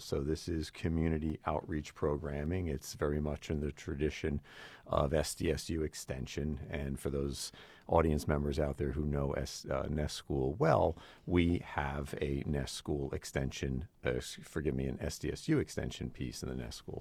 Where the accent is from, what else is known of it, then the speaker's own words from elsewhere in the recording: Newark, New Jersey, United States; now in Sioux Falls, United States; I'm a kid from Newark, New Jersey